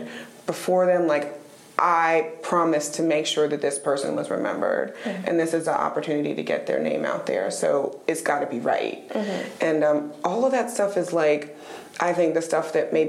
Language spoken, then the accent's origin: English; Raleigh, North Carolina, United States; I'm a Raleigh girl. I was raised in Raleigh. I've lived here since I was 3 years old.